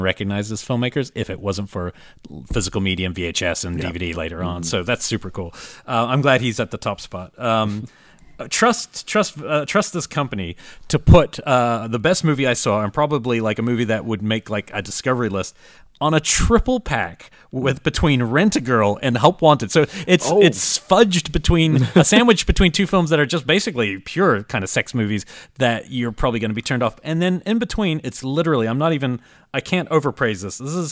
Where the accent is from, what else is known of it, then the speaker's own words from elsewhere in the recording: New Zealand; moved away as an adult; I'm coming from New Zealand